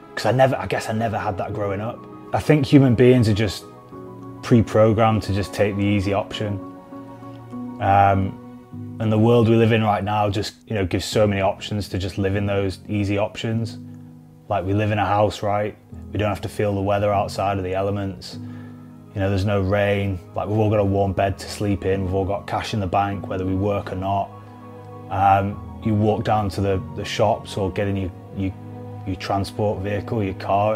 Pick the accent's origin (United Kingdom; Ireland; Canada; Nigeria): United Kingdom; Preston, North West England; I come from Preston